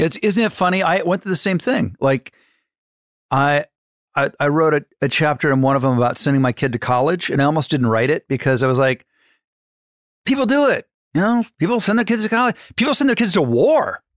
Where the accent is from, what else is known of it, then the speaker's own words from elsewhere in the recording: Ohio, United States; I'm from Ohio